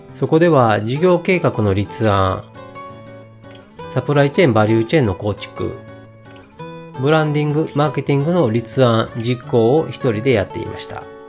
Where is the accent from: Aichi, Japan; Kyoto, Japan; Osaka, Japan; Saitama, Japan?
Kyoto, Japan; 出身は生まれも育ちも京都です。京都の中でも、南の方にある伏見という場所で生まれ、今も住んでいます。